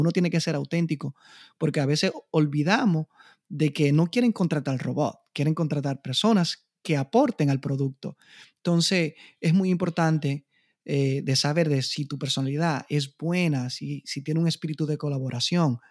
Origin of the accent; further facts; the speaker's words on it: Dominican Republic; moved away; con mi inglés machucado, como decimos en la República Dominicana